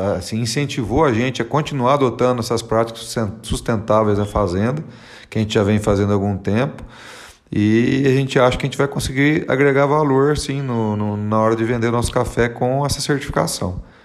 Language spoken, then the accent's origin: Portuguese; interior of São Paulo, Brazil; now in Cerrado Mineiro, Brazil; A gente é do interior de São Paulo